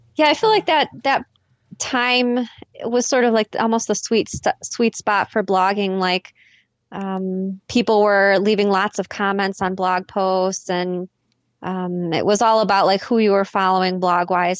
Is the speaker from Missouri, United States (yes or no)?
no; Chicago, Illinois, United States; I'm from Chicago, Illinois